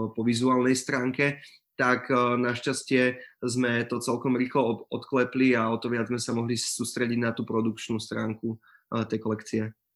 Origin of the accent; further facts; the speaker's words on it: Prievidza, Trenčín Region, Slovakia; also born or lived in Brno; ja som z Prievidze